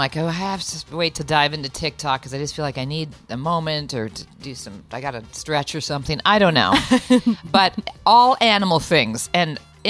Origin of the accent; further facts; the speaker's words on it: Canada; As a Canadian